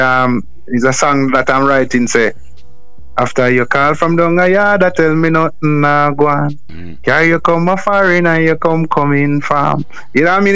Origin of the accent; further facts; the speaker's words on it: Jamaica; I am from Jamaica, and Jamaica is not the easiest.